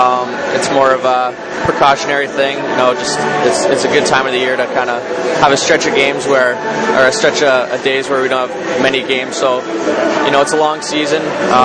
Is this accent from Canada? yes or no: yes; London, Ontario, Canada; moved away; when I was younger, we had the London Knights in my hometown.